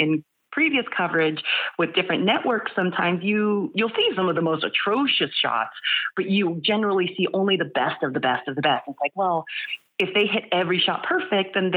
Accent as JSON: {"language": "English", "town": "San Jose", "region": "California", "country": "United States", "tie": "born or raised there", "said": "I am a Northern California native. I was born and raised in San Jose"}